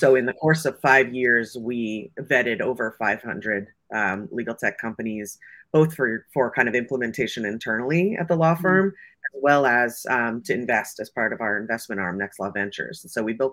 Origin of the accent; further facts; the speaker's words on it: Silicon Valley, California, United States; I grew up here in Silicon Valley.